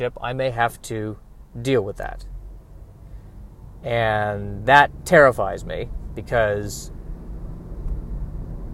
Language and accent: English; United States; I'm an American